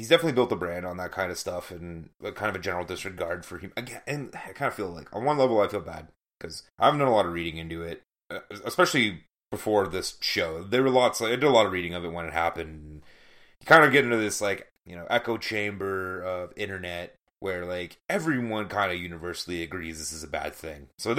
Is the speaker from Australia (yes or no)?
no; Ontario, Canada; that we had to us growing up in Ontario.